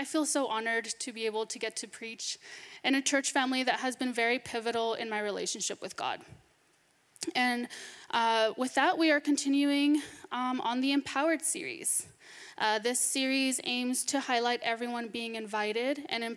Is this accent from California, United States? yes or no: yes; Northern California, United States; I was born and raised in Northern California